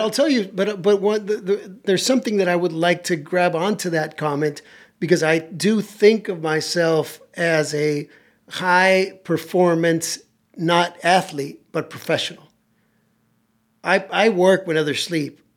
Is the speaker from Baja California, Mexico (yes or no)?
yes; Tijuana, Baja California, Mexico; also born or lived in San Diego; I grew up in Tijuana